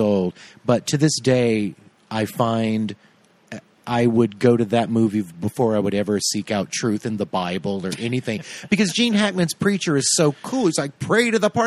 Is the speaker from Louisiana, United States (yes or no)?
yes; Tallulah, Louisiana, United States; I grew up in a town named Tallulah.